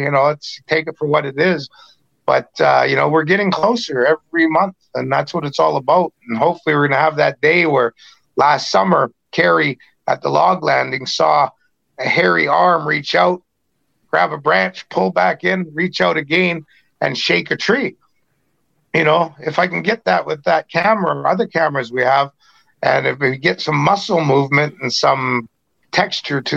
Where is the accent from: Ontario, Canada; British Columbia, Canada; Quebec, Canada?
British Columbia, Canada; in British Columbia, us Indians